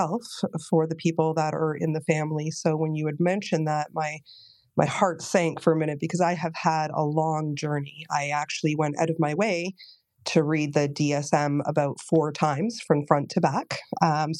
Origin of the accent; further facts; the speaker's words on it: Toronto, Ontario, Canada; in Canada, I'm from Toronto, Ontario, Canada